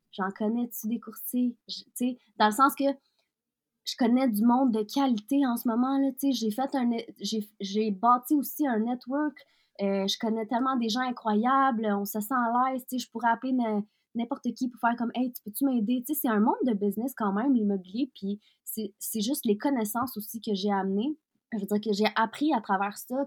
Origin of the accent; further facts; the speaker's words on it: Quebec, Canada; also born or lived in Russia; je suis maintenant, je suis québécoise, je suis canadienne, je suis russe aussi